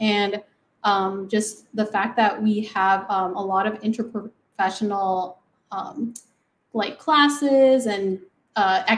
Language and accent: English; Tucson, Arizona, United States; also born or lived in Phoenix area (the Valley), Arizona; I'm originally from Tucson, Arizona